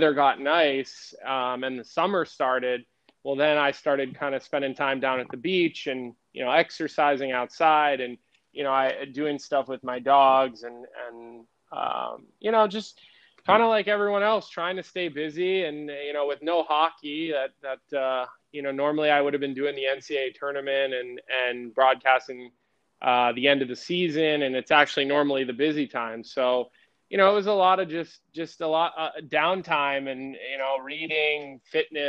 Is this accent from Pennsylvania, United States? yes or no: yes; Villanova, Pennsylvania, United States; where I grew up in Villanova